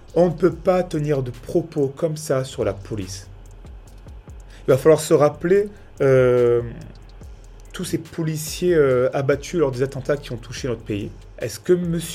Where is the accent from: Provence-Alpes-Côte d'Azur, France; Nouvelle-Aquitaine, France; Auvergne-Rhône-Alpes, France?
Provence-Alpes-Côte d'Azur, France; Nice; je viens tout droit de Nice, quartier de Nice, Saint-André-de-la-Roche exactement